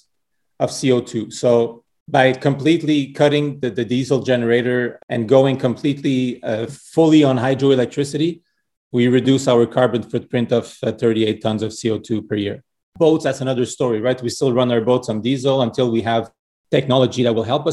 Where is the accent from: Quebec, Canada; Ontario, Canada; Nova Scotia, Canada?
Quebec, Canada; Montreal; I was born and raised in Montreal from Portuguese parents